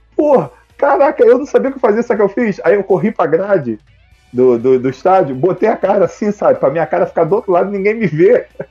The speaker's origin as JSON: {"language": "Portuguese", "region": "Rio de Janeiro", "country": "Brazil", "said": "eu sou do Rio de Janeiro, cara. Sou do Rio de Janeiro"}